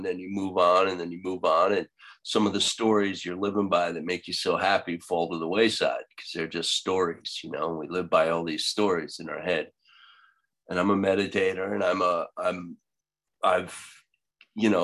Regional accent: Long Island, New York, United States; I'm from Long Island too.

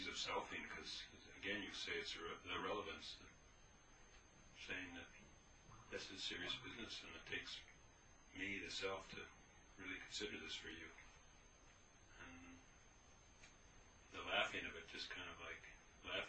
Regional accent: Bemidji, Minnesota, United States; I was born in Bemidji, Minnesota.

